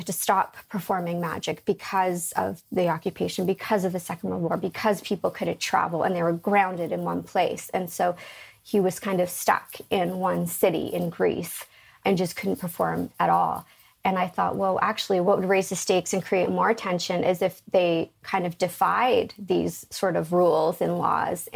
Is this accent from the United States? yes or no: no; Canada; also born or lived in London; growing up in Canada as a kid in school